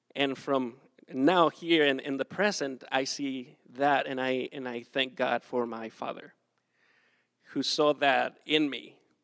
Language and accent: English; Acapulco, Guerrero, Mexico; moved away as an adult; I am from Mexico. I grew up in South Mexico, Acapulco, that is like super hot.